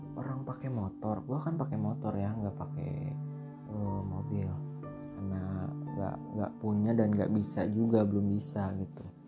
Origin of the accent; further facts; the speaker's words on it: Bandung, West Java, Indonesia; saya dari Bandung